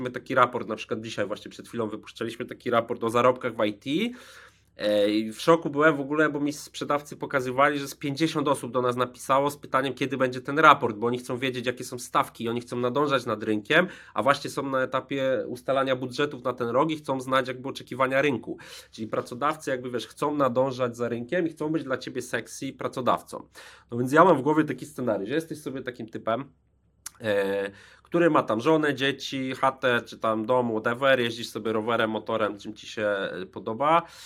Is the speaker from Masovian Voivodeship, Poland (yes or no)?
no; Łódź, Łódź Voivodeship, Poland; z Łodzi pochodzę